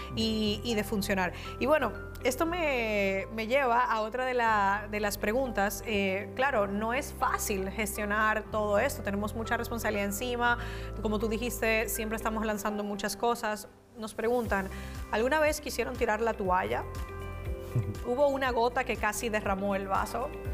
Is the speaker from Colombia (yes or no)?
no; Dominican Republic; also born or lived in Spain; now in United States; yo soy de Dominicana, soy de República Dominicana